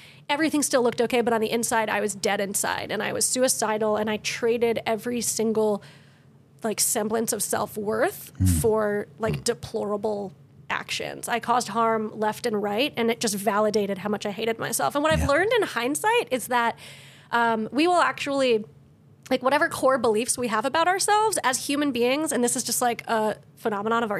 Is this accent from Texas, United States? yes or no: no; Connecticut, United States; moved away as an adult; also born or lived in Maryland; I grew up in Connecticut